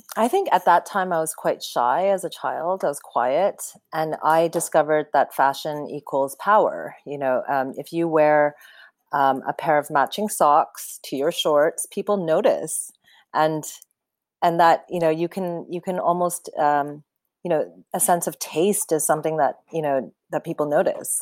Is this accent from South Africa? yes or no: no; Canada; I grew up in Canada